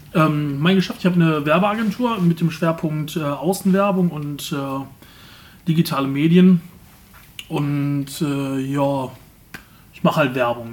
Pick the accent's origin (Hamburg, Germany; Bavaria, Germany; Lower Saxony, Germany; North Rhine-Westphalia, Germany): North Rhine-Westphalia, Germany; Remscheid; Ich habe mein Leben lang eigentlich Remscheid nie verlassen, außer ich bin mal in Urlaub gefahren. Aber ansonsten bin ich Remscheid eigentlich bis jetzt immer treu geblieben, als äh, geborener Remscheider